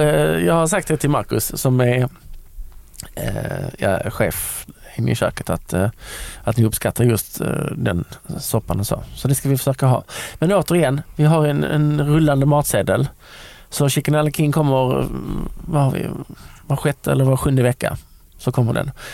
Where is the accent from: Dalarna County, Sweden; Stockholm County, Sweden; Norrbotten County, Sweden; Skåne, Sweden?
Skåne, Sweden; Lund; jag är uppväxt i Lund